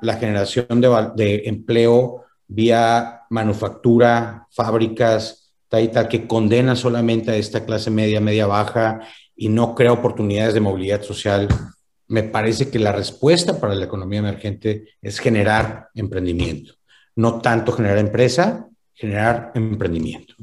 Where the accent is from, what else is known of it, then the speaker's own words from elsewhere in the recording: Monterrey, Nuevo León, Mexico; yo como buen regiomontano